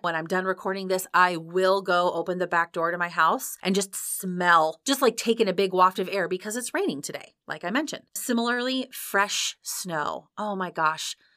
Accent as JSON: {"language": "English", "region": "Iowa", "country": "United States", "tie": "born or raised there", "said": "I grew up in Iowa"}